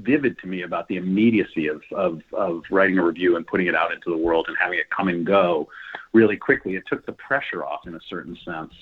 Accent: New York, United States; I was raised in New York. I went back to New York

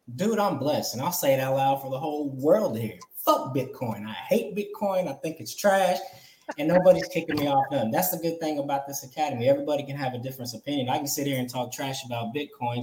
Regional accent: California, United States; moved away as an adult; I'm from California. I was born there. I lived there. I just moved back from there

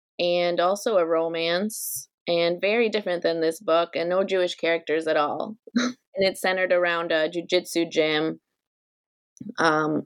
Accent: Ukraine; moved away; also born or lived in Milwaukee; my hometown in Ukraine

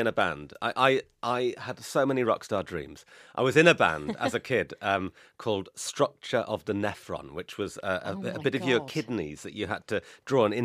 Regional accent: Newcastle upon Tyne, North East England, United Kingdom; I grew up in Newcastle

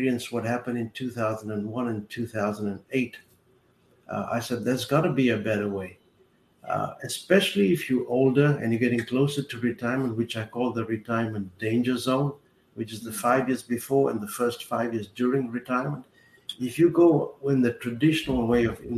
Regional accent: South Africa; moved away as an adult; now in Fort Lauderdale, United States; I grew up in South Africa during apartheid.

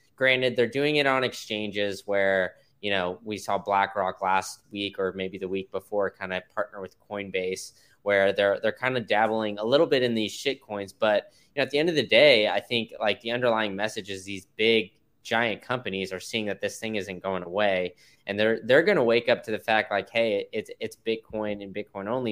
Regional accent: Austin, Texas, United States; I grew up in Austin

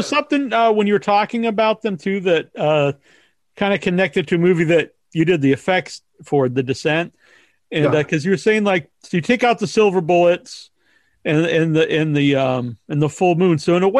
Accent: United States; as an American, I'm used to people always having lots of guns in movies.

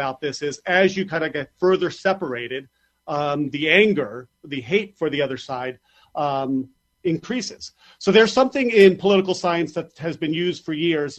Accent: New York, United States; as a New Yorker

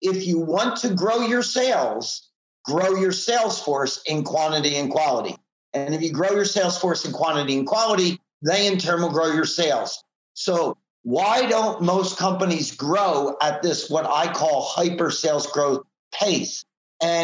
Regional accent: Philadelphia, Pennsylvania, United States; moved away as an adult; now in Southern California, United States; I live in Southern California, but I grew up in the Philadelphia, Pennsylvania area

